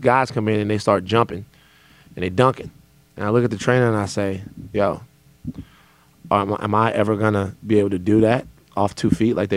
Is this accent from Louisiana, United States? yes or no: yes; Louisiana, United States; I'm from Louisiana